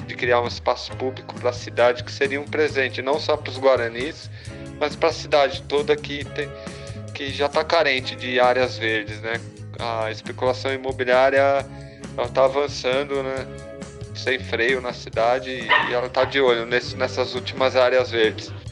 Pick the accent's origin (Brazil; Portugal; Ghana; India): Brazil; para nós como brasileiros